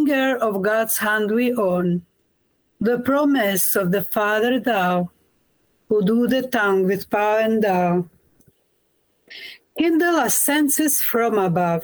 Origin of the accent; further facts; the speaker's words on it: Kosovo; moved away as an adult; also born or lived in Croatia; now in England; I was born in Kosovo, in former Yugoslavia, done my formation in Croatia.